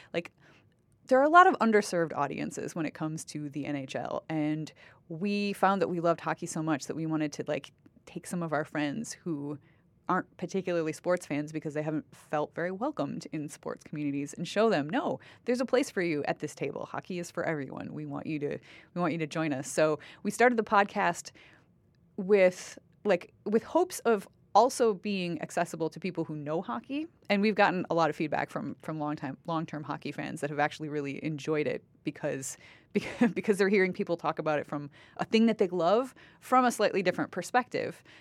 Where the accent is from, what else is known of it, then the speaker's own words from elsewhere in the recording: Wisconsin, United States; moved away as an adult; now in Canada; I grew up with Wisconsin being in the top ten of, like, the schools, school systems in the United States